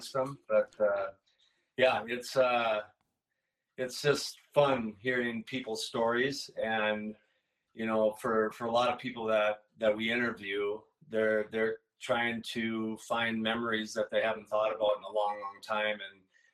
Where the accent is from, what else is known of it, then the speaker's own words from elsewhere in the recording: Blaine, Minnesota, United States; also born or lived in Fridley, Minnesota; I was born in Fridley, Minnesota, and lived in Blaine